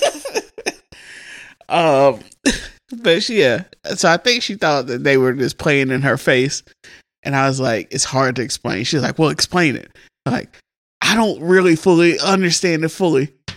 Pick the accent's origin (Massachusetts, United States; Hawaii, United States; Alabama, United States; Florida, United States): Alabama, United States; Huntsville; also born or lived in Mississippi / Birmingham, Alabama; When Andre was born, we moved from Birmingham back to Mississippi. My dad moved up here, started working. Andre was born. He went, got us, and brought us to Huntsville